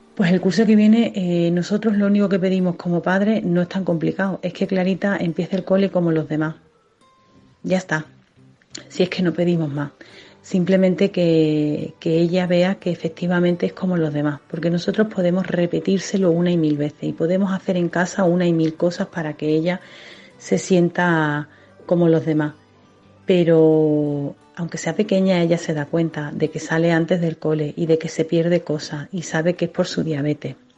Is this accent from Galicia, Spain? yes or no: no; Seville, Andalusia, Spain; moved away as an adult; now in Pamplona, Spain; Estaréis notando en mi acento que no soy muda aquí y efectivamente soy sevillana, pero llevo viviendo ya en Pamplona cerca de 10 años